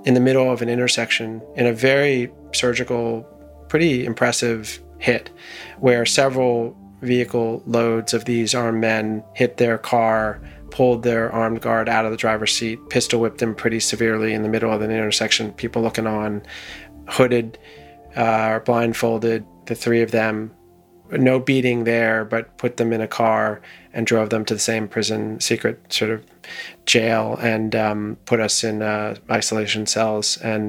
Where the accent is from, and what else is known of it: United States